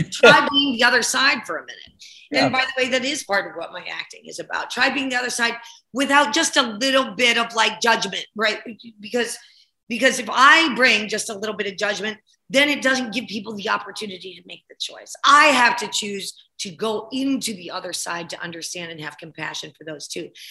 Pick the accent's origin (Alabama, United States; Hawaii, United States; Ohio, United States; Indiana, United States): Ohio, United States; also born or lived in New Jersey / Chicago; Well I, well, I grew up in Ohio and New Jersey and Chicago